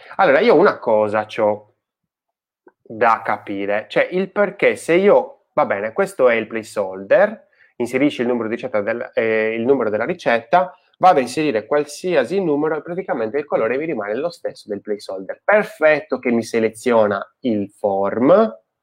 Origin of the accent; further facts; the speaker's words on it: Sardinia, Italy; nel mio paese, in Sardegna